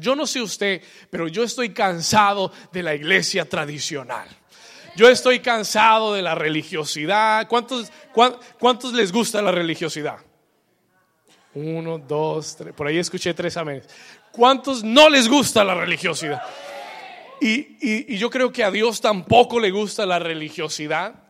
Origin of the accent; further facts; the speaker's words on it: New York, United States; also born or lived in Bogotá, Colombia; now in Miami, United States; cuando yo tenía ocho años de edad, eh, me mudé de Colombia y me mudé para Nueva York